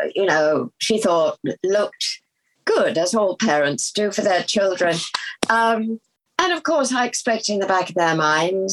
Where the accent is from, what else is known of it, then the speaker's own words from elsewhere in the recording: United Kingdom; also born or lived in London / Sussex; I was born in London and raised, you know, just outside London and also on a farm in the middle of Sussex